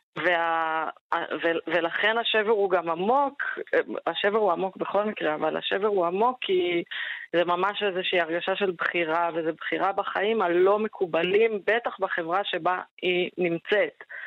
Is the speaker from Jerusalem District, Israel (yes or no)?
yes; Jerusalem, Jerusalem District, Israel; אני ירושלמית, חגגתי השנה 40. אני חיה עם בת הזוג שלי הילה בארנונה, בירושלים